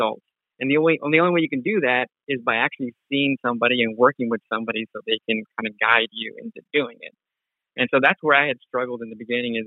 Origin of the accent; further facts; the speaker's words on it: Los Angeles, California, United States; I'm originally from Los Angeles, and I had no clue what wholesaling or real estate was growing up.